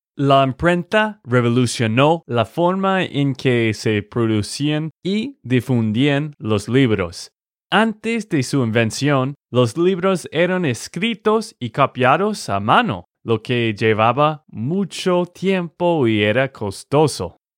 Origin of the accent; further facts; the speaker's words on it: Texas, United States; de Texas, Estados Unidos